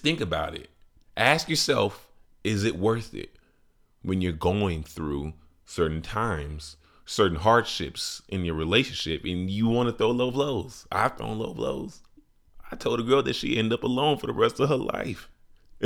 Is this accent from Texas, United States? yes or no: no; Chicago, Illinois, United States; my city, Chi-Town